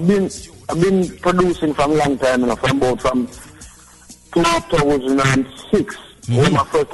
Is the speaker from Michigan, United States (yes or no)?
no; Miami, Florida, United States; I've best ability, you know, because I grew up in Miami as well, you know.